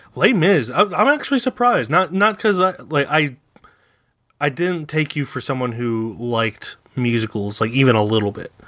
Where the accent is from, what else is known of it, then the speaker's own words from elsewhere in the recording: Philadelphia, Pennsylvania, United States; also born or lived in Florida; we're from the Philadelphia area